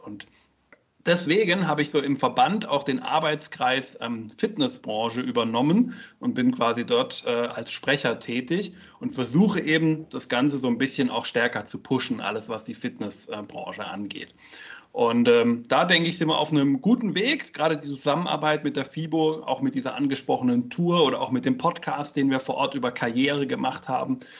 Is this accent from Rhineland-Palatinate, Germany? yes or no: no; Karlsruhe, Baden-Württemberg, Germany; moved away as an adult; also born or lived in Munich; von München aus wieder zurück in meine Heimat nach Karlsruhe bin